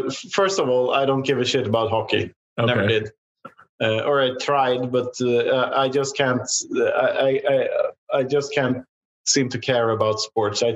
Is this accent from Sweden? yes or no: yes; Sweden; I'm from Sweden.